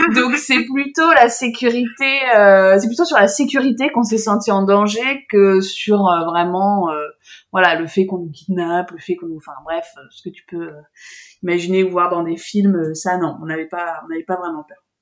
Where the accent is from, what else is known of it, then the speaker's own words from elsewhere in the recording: south of France, France; on vient du sud de la France